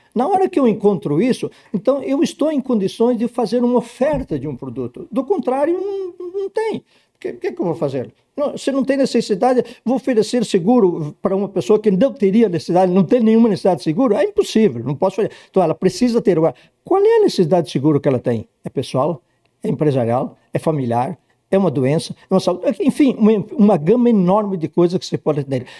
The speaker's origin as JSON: {"language": "Portuguese", "town": "Ipê", "region": "Rio Grande do Sul", "country": "Brazil", "tie": "born or raised there", "also_born_or_lived": "Porto Alegre", "moved": "as an adult", "lives_now": "São Paulo, Brazil", "said": "eu nasci num distritozinho de Vacaria, hoje um município chamado Vila Ipê"}